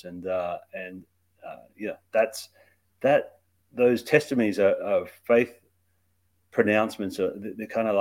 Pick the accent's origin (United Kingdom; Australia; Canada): Australia; moved away; So I grew up in Australia. That's where my accent comes from